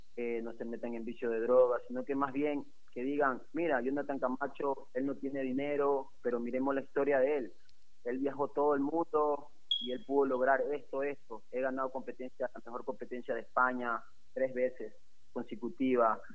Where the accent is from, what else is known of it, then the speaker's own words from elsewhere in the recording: Ecuador; yo me siento muy ecuatoriano y por eso sigo luchando para poder seguir representando a mi país